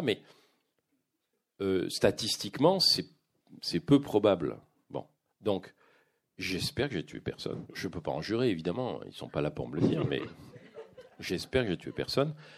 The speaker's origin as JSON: {"language": "French", "country": "France", "moved": "as an adult", "lives_now": "Quebec, Canada", "said": "je vis au Québec, c'est-à-dire que j'ai un il y a vraiment un, contraste pour moi entre ce que je vis même intellectuellement au Québec et, et ce dans quoi j'ai vécu pendant 55 ans en France."}